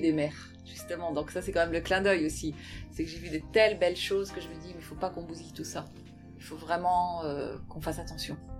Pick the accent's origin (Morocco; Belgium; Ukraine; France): France; Brittany; moved away; also born or lived in Paris; je suis bretonne aussi